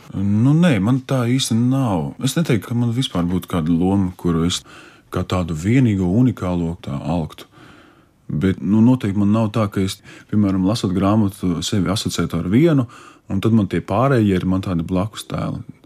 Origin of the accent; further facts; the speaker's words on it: Alūksne, Alūksne Municipality, Latvia; moved away; uz manu dzimto pusi, uz alūksni, ciemos pie vecmāmas